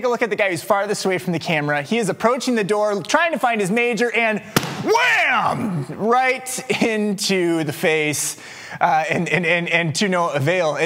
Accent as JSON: {"language": "English", "town": "West Des Moines", "region": "Iowa", "country": "United States", "tie": "born or raised there", "also_born_or_lived": "Waukee, Iowa", "said": "I grew up in West Des Moines, but I grew up on the Waukee side of West Des Moines. And so I went to Waukee High School."}